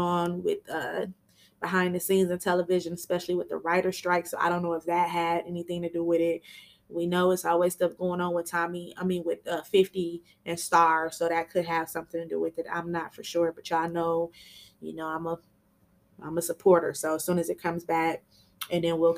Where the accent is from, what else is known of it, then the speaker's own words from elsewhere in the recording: Michigan, United States; I'm from Michigan